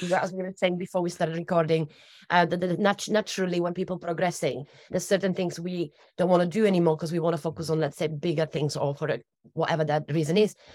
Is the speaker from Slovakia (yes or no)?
yes; Slovakia; also born or lived in United Kingdom; now in Torbay, United Kingdom; I'm originally from Slovakia. I was actually born in Czechoslovakia